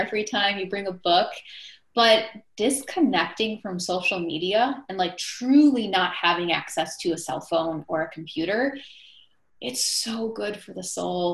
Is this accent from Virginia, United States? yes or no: no; Milwaukee, Wisconsin, United States; I grew up in the Midwest